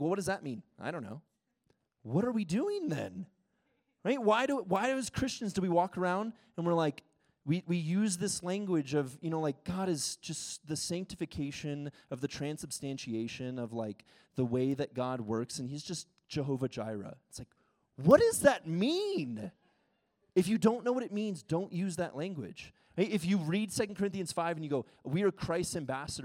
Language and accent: English; United States; first language English; moved away as an adult; also born or lived in Ecuador